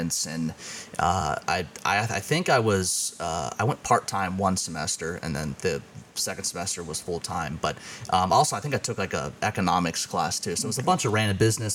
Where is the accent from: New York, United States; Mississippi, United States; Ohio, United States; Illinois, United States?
Ohio, United States; Cincinnati; moved away as an adult; I was born in Cincinnati, Ohio, over on the east side of Cincinnati. Went to Mercer Elementary School K through six, then went to Nagel Middle School, also on the east side, and then over to high school, graduated from Turpin High School